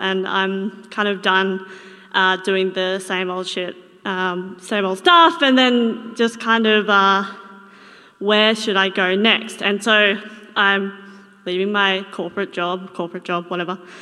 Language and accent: English; Toowoomba, Queensland, Australia; I'm from Toowoomba